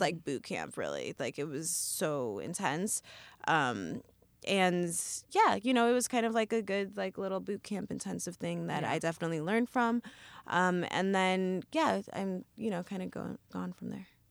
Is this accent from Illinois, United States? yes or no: yes; Evanston, Illinois, United States; now in New York, United States; I grew up in Evanston, Illinois, which is where all the John Hughes movies take place